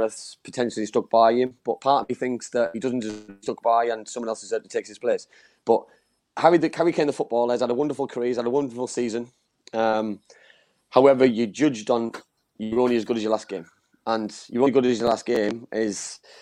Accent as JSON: {"language": "English", "region": "England", "country": "United Kingdom", "moved": "yes", "lives_now": "Wales", "said": "I'm English"}